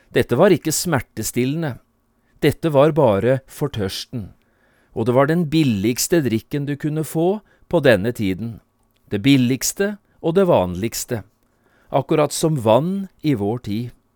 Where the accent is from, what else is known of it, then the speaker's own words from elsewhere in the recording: Notodden, Telemark, Norway; moved away as an adult; also born or lived in Oslo; hjemme på Notodden, på besøk hos min mor